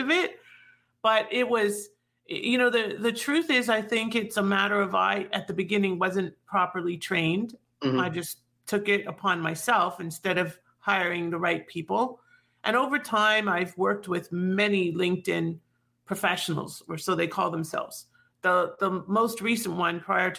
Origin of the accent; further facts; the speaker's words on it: Toronto, Ontario, Canada; now in South Florida, United States; I am originally from Toronto. I am now in South Florida